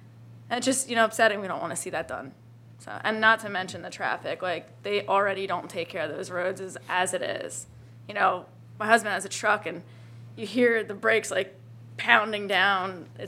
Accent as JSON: {"language": "English", "region": "Pennsylvania", "country": "United States", "moved": "as an adult", "lives_now": "Liberty County, United States", "said": "We're actually not from Liberty County. We're from mm-hmm. Pennsylvania, and my husband's active duty at Fort Stewart."}